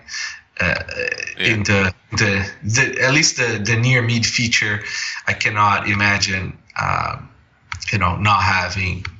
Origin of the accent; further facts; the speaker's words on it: Brazil; now in Toronto, Canada; I grew up in Brazil